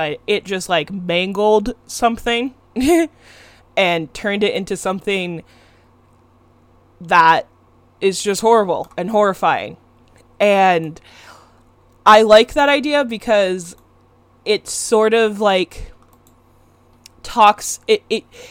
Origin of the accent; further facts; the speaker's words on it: West Coast, United States; I'm from the West Coast